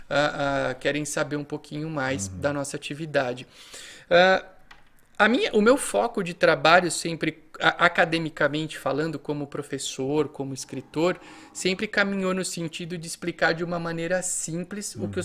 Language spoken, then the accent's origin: Portuguese; Itápolis, São Paulo, Brazil; E também para a Patrulha Mirim de Itápolis, que é a minha cidade natal.